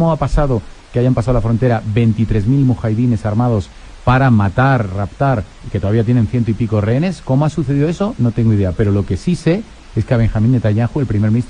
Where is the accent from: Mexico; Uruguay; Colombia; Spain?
Spain; Madrid, Community of Madrid; moved away as an adult; Mis papás son de Asturias, del norte de España. Y este, yo ya nací en Madrid, estudié liceo francés, eh, luego estudié Complutense